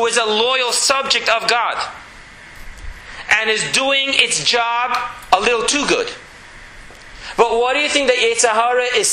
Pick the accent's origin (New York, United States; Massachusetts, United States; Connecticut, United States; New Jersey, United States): New York, United States; New York City; moved away as an adult; now in Jerusalem, Israel; Growing up in Borough Park